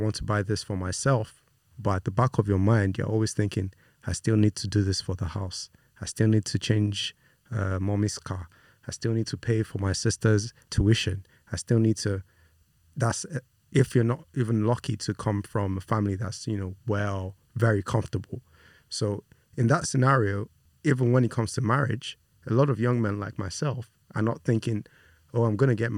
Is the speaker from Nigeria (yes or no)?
yes; Nigeria; also born or lived in United Kingdom; I was born in the UK, but I was raised in Nigeria by Nigerian parents, Nigerian extended family all around.